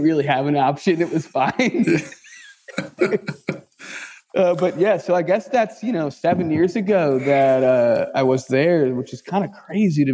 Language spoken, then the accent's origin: English; New Jersey, United States; moved away as an adult; also born or lived in Hawaii / California; now in Philadelphia, United States; I grew up in New Jersey